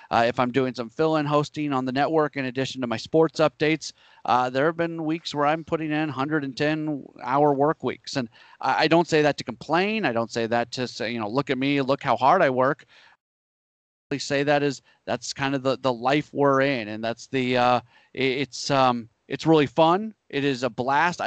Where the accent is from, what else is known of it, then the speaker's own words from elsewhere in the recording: St. Louis, Missouri, United States; growing up in St. Louis